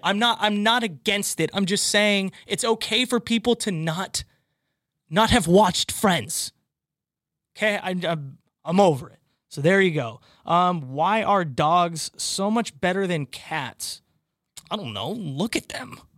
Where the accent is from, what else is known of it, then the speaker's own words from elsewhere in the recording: California, United States; now in Boston, United States; you lived in California, specifically my hometown